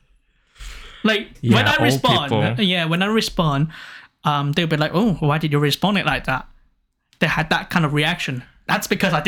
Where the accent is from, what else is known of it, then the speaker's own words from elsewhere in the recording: United Kingdom; now in Japan; I will say from the UK